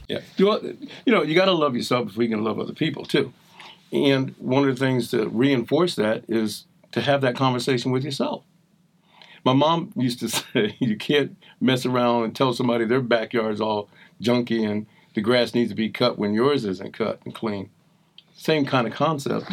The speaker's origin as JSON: {"language": "English", "region": "New Jersey", "country": "United States", "tie": "born or raised there", "also_born_or_lived": "Boston", "said": "with kids in South Jersey, right outside of Philadelphia, raised by a, a single woman"}